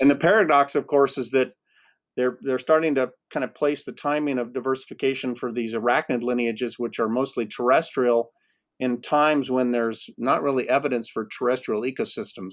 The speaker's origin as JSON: {"language": "English", "town": "Yreka", "region": "California", "country": "United States", "tie": "born or raised there", "also_born_or_lived": "Colorado / Wyoming", "said": "I grew up in Siskiyou County, uh, on the flanks of Mount Shasta, outside of Wairika"}